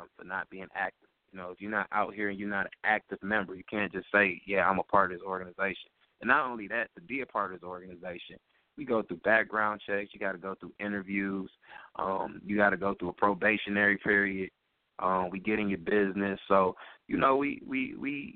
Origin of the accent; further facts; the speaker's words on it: Detroit, Michigan, United States; I grew up in Detroit public schools